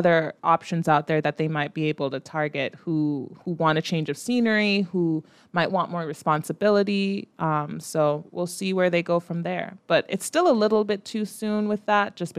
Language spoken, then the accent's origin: English; Jamaica; As a Jamaican